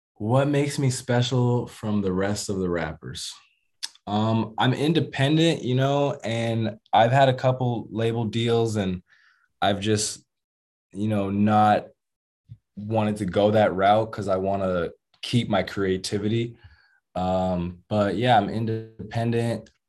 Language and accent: English; United States; moved away as an adult; now in Brazil; I'm from America, so I'm different